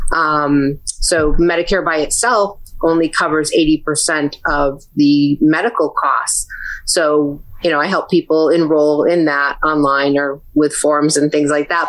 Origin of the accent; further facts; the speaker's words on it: New Britain, Connecticut, United States; Connecticut. So, I'm a native. I've left a few times, but I always come back.